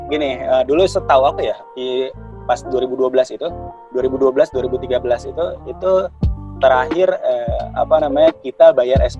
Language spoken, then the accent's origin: Indonesian; Java, Indonesia; Kalau aku dulu uh, lumayan struggle ya, uh, terutama aku nih dari Jawa, uh